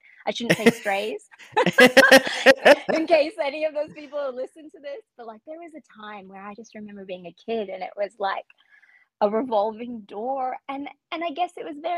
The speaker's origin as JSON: {"language": "English", "town": "Calgary", "region": "Alberta", "country": "Canada", "tie": "born or raised there", "also_born_or_lived": "Guatemala", "said": "I was born in Guatemala. I grew up in Cowtown, Calgary, Alberta."}